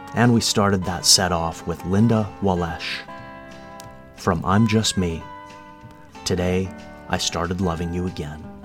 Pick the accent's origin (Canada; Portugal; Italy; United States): Canada; Kamloops, British Columbia; I'm from Kamloops. It's a long way from Winnipeg.